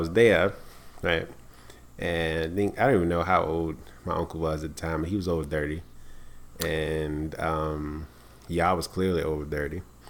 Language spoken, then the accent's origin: English; New York, United States; we from New York